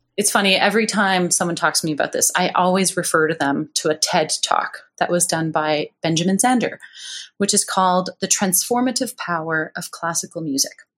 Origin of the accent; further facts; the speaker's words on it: Montreal, Quebec, Canada; now in Victoria, Canada; growing up in Montreal